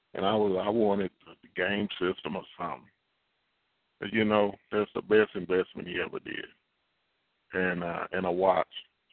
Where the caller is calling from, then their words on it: Katy, Texas, United States; I'm calling from Katy, Texas, / Houston, Texas.